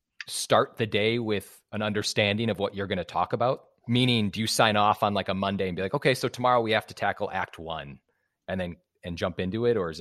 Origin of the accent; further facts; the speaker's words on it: Wisconsin, United States; now in Los Angeles, United States; I'm from Wisconsin. I'm not going back to Wisconsin.